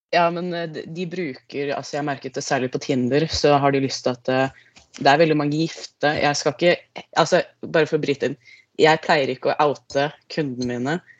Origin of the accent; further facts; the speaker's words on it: Lier, Buskerud, Norway; now in Trøndelag, Norway; Ikke fra Trøndelag, jeg er fra Lier